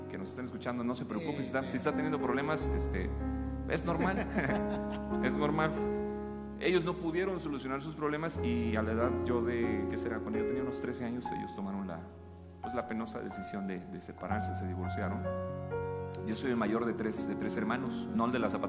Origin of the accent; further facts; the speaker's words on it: Chiapas, Mexico; accent: chapaneco; Yo ya perdí el acento que tenía, ¿no? Mi acento chapaneco, pues era más cantadito.